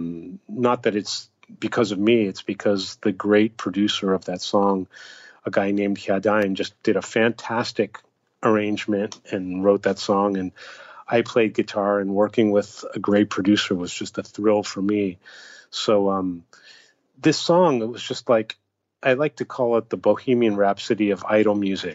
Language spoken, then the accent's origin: English; United States; now in Japan; when I'm in Japan, I represent America to some extent. You know, people look at me and that's what they think of America, because I'm American.